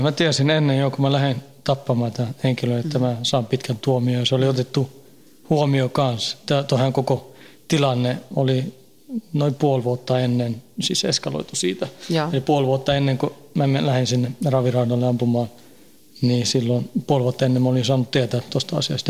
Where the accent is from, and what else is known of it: Stockholm suburb, Stockholm County, Sweden; born or raised there; moved away as an adult; now in Finland